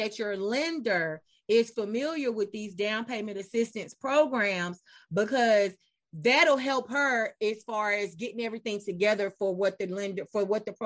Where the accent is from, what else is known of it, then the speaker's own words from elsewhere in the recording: Charlotte, North Carolina, United States; I was born and raised in Charlotte